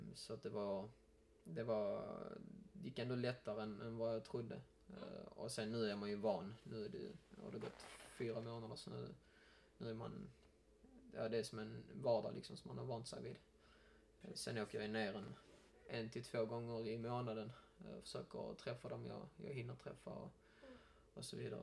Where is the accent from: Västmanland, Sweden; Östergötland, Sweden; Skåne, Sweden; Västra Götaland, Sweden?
Skåne, Sweden; Malmö; jag är ju uppväxt i Malmö